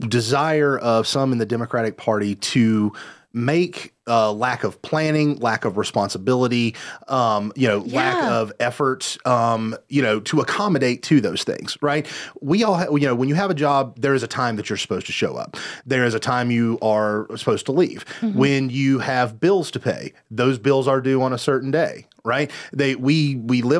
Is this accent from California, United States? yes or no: no; Candler, North Carolina, United States; my hometown of Candler